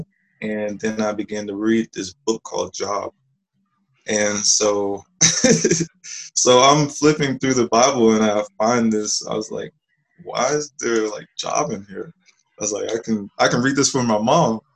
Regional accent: Live Oak, Florida, United States; I grew up in Live Oak, Florida

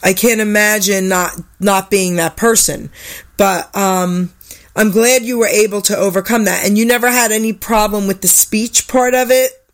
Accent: New York, United States; I'm from New York

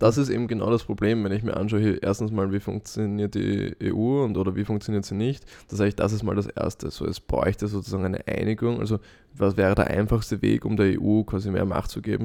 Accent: Vienna, Austria; ich sehe mich zuerst als Europäer und zweitens als Österreicher

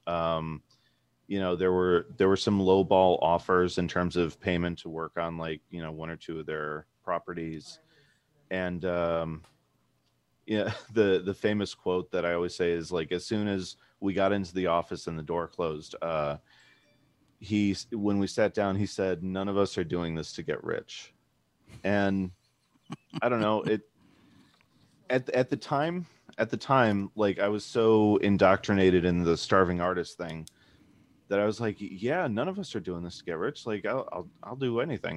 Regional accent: Chicago, Illinois, United States; moved away as an adult; now in Portland, United States; we were both born and raised in Chicago.

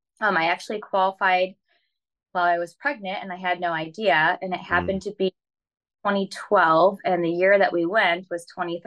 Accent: Michigan, United States

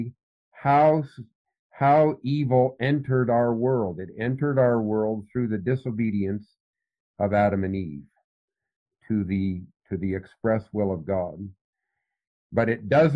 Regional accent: Canada; also born or lived in Philippines; My father and mother were missionaries in the Philippine Islands. I lived in the Philippine Islands until I was almost six. But I'm originally from Canada.

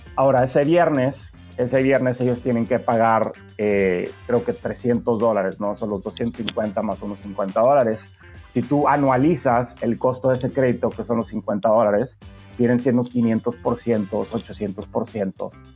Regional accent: Tijuana, Baja California, Mexico; moved away as an adult; also born or lived in San Diego / Monterrey; crecí en Tijuana

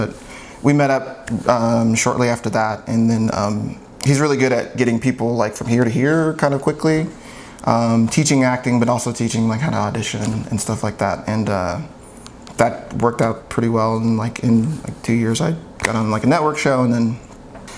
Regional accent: Southern California, United States; I grew up mostly in Southern California

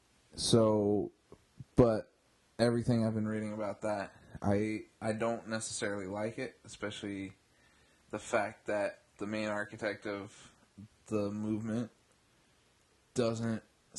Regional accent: Bay Area, California, United States; also born or lived in Central Valley, California; coming from living in the Central Valley now, I grew up in the Bay Area.

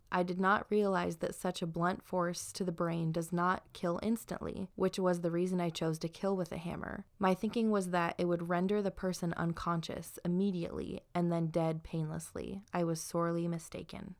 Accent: southern Idaho, United States; I'm from southern Idaho

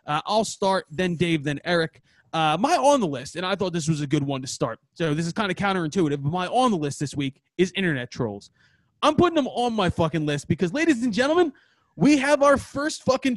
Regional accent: Philadelphia, Pennsylvania, United States; we're from Northeast Philly

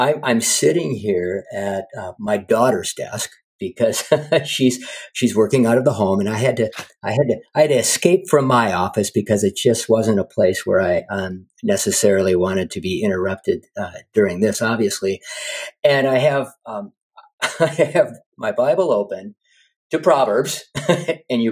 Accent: Cottage Grove, Minnesota, United States; moved away as an adult; also born or lived in Illinois; now in Washington, United States; I'm from Minnesota and, I grew up in a small town in, southeast of Minneapolis and St. Paul, called Cottage Grove

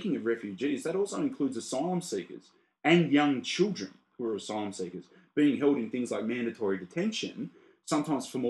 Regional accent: Australia; we're Australian

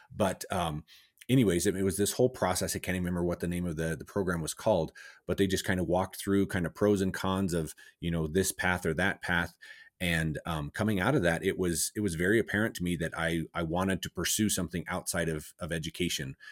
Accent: Cortez, Colorado, United States; I grew up in, uh, Southwest Colorado.

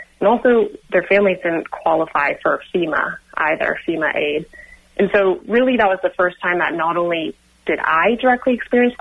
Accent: Sonoma County, California, United States; I was born and raised in Sonoma County and still live in Sonoma County right now

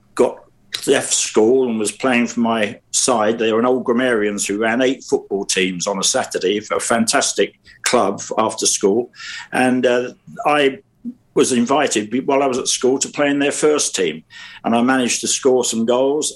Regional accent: London, United Kingdom; I was brought up in South London, Streatham, Brixton

